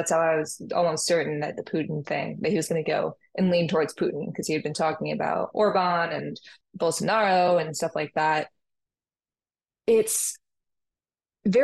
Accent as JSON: {"language": "English", "region": "Texas", "country": "United States", "tie": "born or raised there", "said": "I grew up in Texas in a conservative family"}